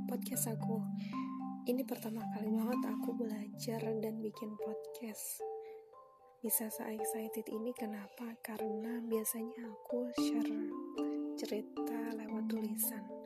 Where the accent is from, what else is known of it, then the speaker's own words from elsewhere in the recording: Kebumen, Central Java, Indonesia; now in Surabaya, Indonesia; aku asli dari Kebumen kebetulan dari kuliah sampai sekarang di Surabaya